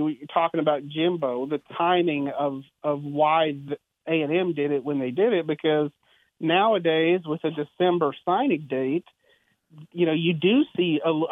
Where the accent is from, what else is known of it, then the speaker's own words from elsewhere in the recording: Bluebonnet Country, Texas, United States; I'm from Blue Bonnet Country